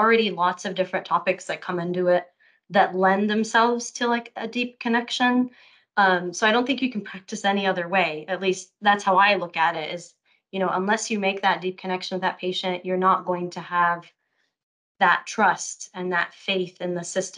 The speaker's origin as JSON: {"language": "English", "country": "Lebanon", "also_born_or_lived": "Saudi Arabia", "lives_now": "Austin, United States", "said": "I'm originally Lebanese. But I was born in Saudi Arabia in what I call a bubble."}